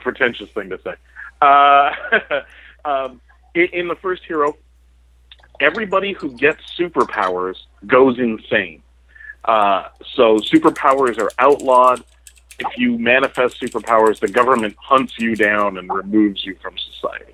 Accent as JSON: {"language": "English", "town": "Toronto", "region": "Ontario", "country": "Canada", "said": "I'm from Toronto, the center, not just the most important city in Canada"}